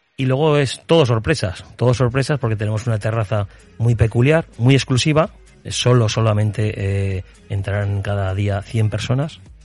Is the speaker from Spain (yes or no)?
yes; Sos del Rey Católico, Aragon, Spain; soy nacido en SOS. Eh, viví allí mi infancia, parte de mi infancia.